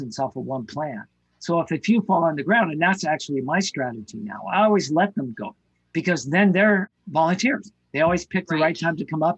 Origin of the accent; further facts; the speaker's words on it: Ketchum, Idaho, United States; where I grew up in Ketchum, Idaho